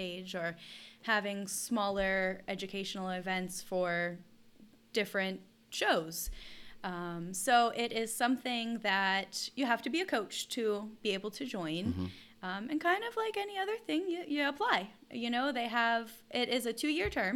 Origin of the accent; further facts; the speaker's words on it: Pittsburgh, Pennsylvania, United States; Born and raised in Pittsburgh.